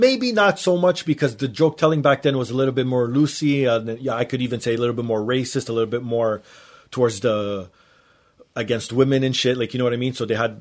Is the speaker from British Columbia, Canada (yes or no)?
no; Toronto, Ontario, Canada; I'm from Toronto.